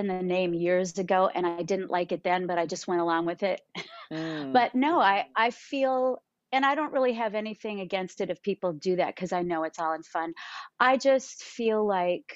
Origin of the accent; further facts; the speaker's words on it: Maple Grove, Minnesota, United States; I was born in Swedish Hospital in Minneapolis, and then I grew up in a suburb called Maple Grove in Minnesota.